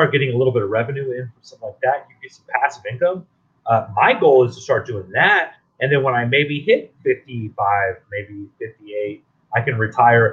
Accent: Texas, United States; I'm from Texas

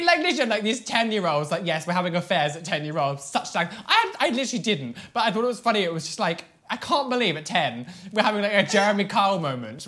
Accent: Devon, South West England, United Kingdom; I'm from Devon

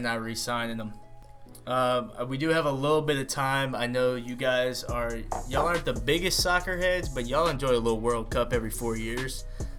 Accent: United States; I'm Italian and I'm American

